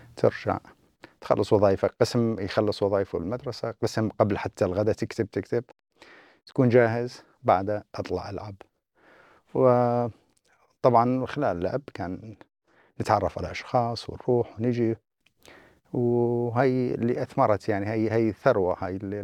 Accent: Abu Kamal, Deir ez-Zor Governorate, Syria; moved away as an adult; also born or lived in Kuwait City, Kuwait / Aleppo, Syria / Saudi Arabia; now in New Zealand; كل هذه الفترة بقينا بالبكمال

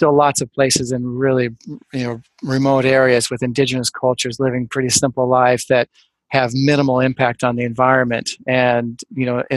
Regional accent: near Pasadena, above Glendale, Southern California, United States; moved away as an adult; also born or lived in Ann Arbor, Michigan / Costa Rica / Oregon; now in Seattle, United States; growing up in Southern California, in the foothills, near Pasadena, above Glendale

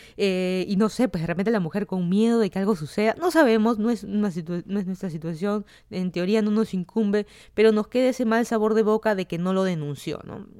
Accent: Lima, Peru; moved away as an adult; also born or lived in Miami, United States / Virginia, United States; now in Fairfax County, Virginia, United States; yo soy de Perú, toda mi vida he vivido en Lima

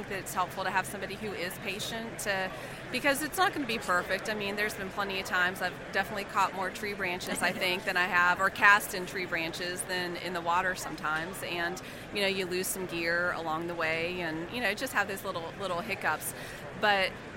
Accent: Charleston, South Carolina, United States; also born or lived in West Virginia; he got stationed in Charleston in the late 80s, and we moved there, and I grew up. I that's where I call home.

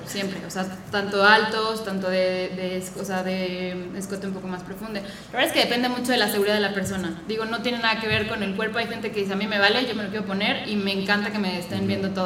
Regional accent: Morelia, Michoacán, Mexico; moved away as an adult; now in Querétaro, Mexico; soy de Morelia, pero llevo 10 años viviendo aquí desde que me vine a estudiar la carrera

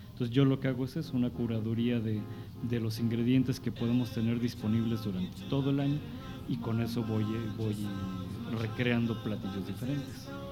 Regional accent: Mexico City, Mexico; moved away as an adult; now in San Luis Potosí, Mexico; crecí en la Ciudad de México

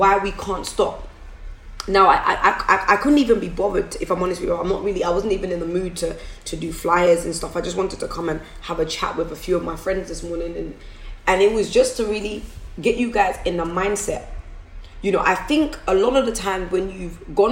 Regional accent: London, United Kingdom; I'm from Forest Gate

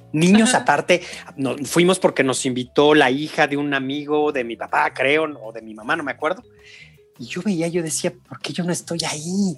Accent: San Luis Potosí, Mexico; Yo soy de San Luis Potosí

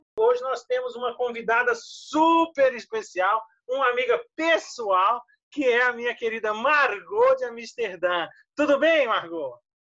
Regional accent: Brazil; enquanto brasileiros

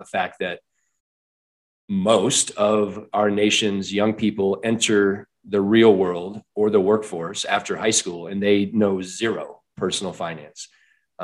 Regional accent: Iowa, United States; moved away as an adult; also born or lived in Michigan; now in Colorado, United States; I was born in Michigan, raised in Iowa

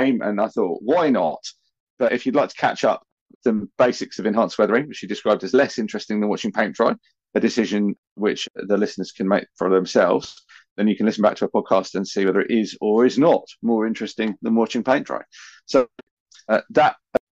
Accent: United Kingdom; I'm British

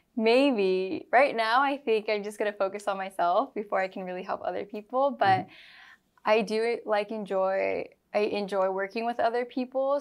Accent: Granite Bay, California, United States; also born or lived in Bay Area, California; I was born and raised in Granite Bay, Roseville area

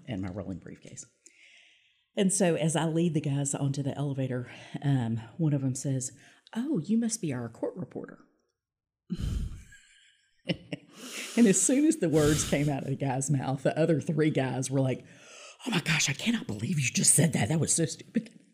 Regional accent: Little Rock, Arkansas, United States; also born or lived in Pine Bluff, Arkansas; I did end up going to law school in my hometown of Little Rock.

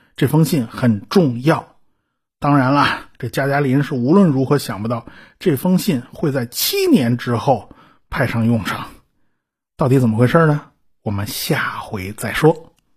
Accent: China; 我们中国人

